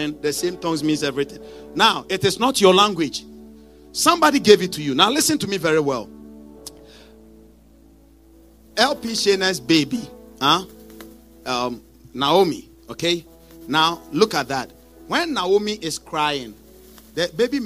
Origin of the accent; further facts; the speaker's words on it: Ghana; moved away; originally I'm from Africa, okay? I come from a country in Africa called Ghana